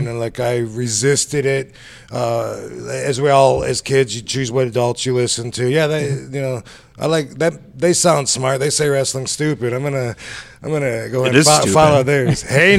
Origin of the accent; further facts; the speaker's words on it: Battle Creek, Michigan, United States; moved away as an adult; I grew up in Battle Creek, Michigan. Did my whole everything there. Didn't leave till I was... I don't know. After, I guess I was 18-ish.